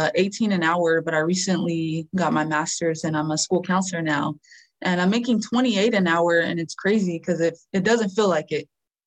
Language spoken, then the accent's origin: English; San Diego, California, United States; moved away as an adult; now in La Mesa, United States; I grew up in Southeast.